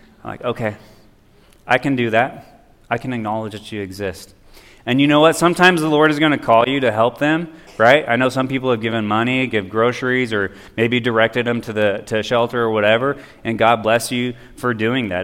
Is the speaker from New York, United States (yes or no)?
no; Oroville, California, United States; Back in my hometown of Oroville